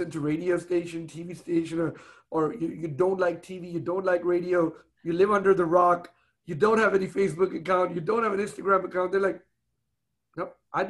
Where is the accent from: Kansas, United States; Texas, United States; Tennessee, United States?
Texas, United States; Houston; I grew up in Houston, you know, since I was a little kid